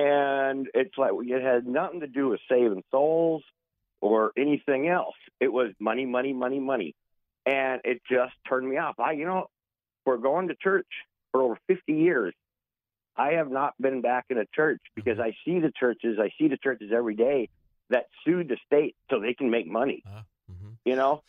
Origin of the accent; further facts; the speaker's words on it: United States; now in southern Minnesota, United States; I'm originally from the Fargo-Moorhead area. I live now in southern Minnesota.